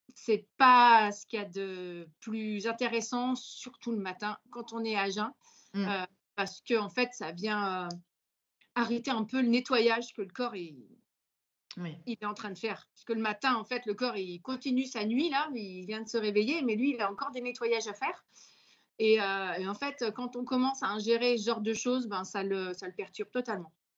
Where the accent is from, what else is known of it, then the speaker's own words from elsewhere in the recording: Vendée, Pays de la Loire, France; je suis vendéenne